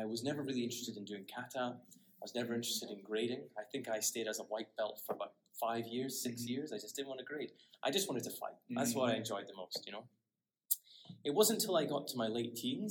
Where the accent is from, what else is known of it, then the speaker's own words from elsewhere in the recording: Aberdeen, Scotland, United Kingdom; moved away as an adult; now in Okinawa, Japan; I'm Scottish. So I born and bred in Scotland in an area called Aberdeen, which is in the northeast of Scotland